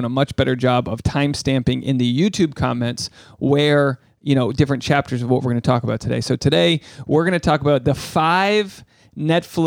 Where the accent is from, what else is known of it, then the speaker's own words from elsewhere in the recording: New England, United States; the wrath that I have within me growing up in New England